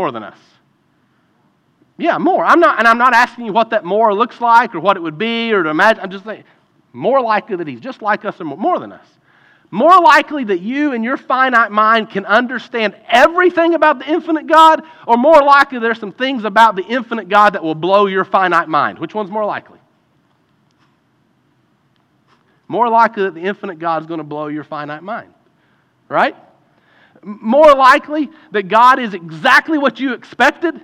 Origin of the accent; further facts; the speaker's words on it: Eastern Kentucky, United States; growing up in Eastern Kentucky, you grew up with a basketball in your hand